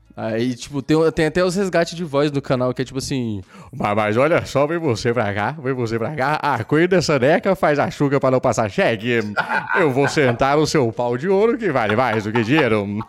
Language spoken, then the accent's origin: Portuguese; Brasília, Federal District, Brazil; now in Goiânia, Brazil; eu nasci em Brasília